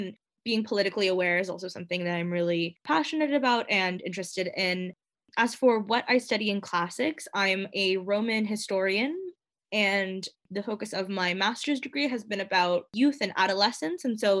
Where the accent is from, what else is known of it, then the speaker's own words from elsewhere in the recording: Toronto, Ontario, Canada; moved away as an adult; also born or lived in Montreal / Cambridge; I'm originally from Toronto, Ontario. I grew up there.